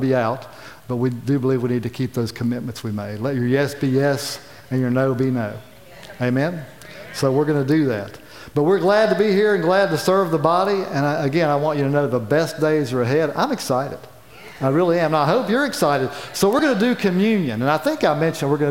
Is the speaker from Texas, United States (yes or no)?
no; county next to Bluefield, West Virginia, United States; moved away; I grew up in the county next door to Bluefield.